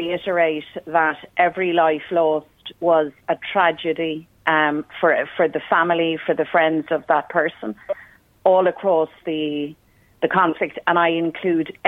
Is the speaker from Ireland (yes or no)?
yes; Dublin, Leinster, Ireland; I was the child growing up in Dublin